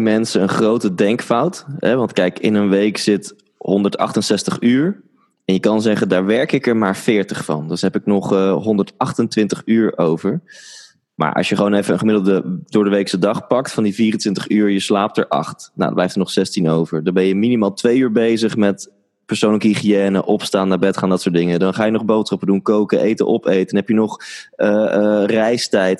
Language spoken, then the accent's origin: Dutch; Netherlands; ik ben in Nederland geboren